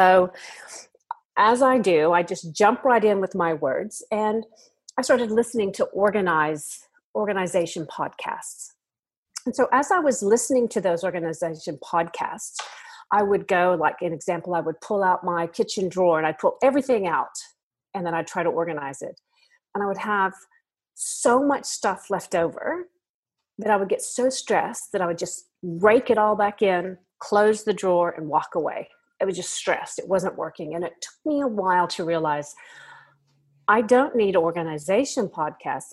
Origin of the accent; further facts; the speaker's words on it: United States; moved away as an adult; now in Australia; I'm from America originally, but I've lived in Australia now for half of my life